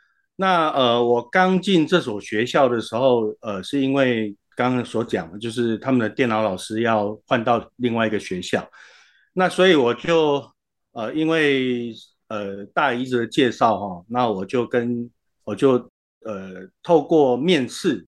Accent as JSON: {"language": "Chinese", "area": "Xinzhuang", "region": "New Taipei", "country": "Taiwan", "tie": "born or raised there", "also_born_or_lived": "Yilan / Taichung / Hsinchu", "moved": "as an adult", "lives_now": "Hualien, Taiwan", "said": "呃，我其实是宜兰人，然后我在新庄长大，在求学的时候去到台中跟新竹，然后工作的时候跑到花莲。"}